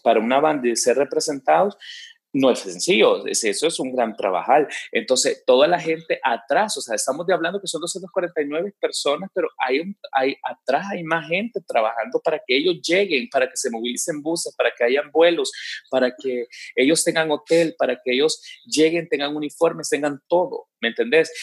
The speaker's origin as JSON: {"language": "Spanish", "country": "El Salvador", "said": "era nuestro orgullo como salvadoreños"}